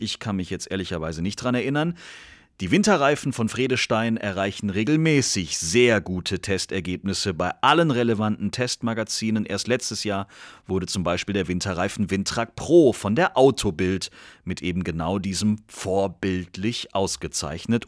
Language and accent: German; Germany; als Deutsche